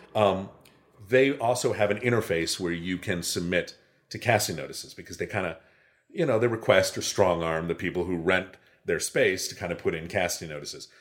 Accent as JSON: {"language": "English", "town": "Chicago", "region": "Illinois", "country": "United States", "tie": "born or raised there", "moved": "yes", "lives_now": "Los Angeles, United States", "said": "growing up in Chicago"}